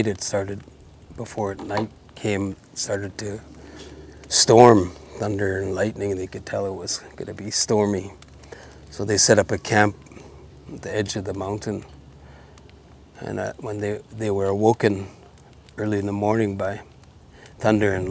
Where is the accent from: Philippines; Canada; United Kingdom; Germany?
Canada; North Vancouver, British Columbia; also born or lived in Bella Coola, Canada; I come from Nuhok Belakula and Tslewatu Burrard here in North Vancouver